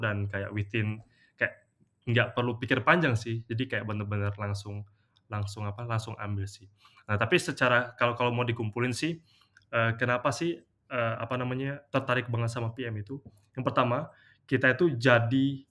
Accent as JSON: {"language": "Indonesian", "country": "Indonesia", "tie": "born or raised there", "moved": "yes", "said": "most of my my kayak childhood friends itu di kampung itu tuh sampai sekarang pun masih masih seperti itu. Jadi mereka tuh kayak memilih untuk stay aja di di apa di kampung di Muara ini"}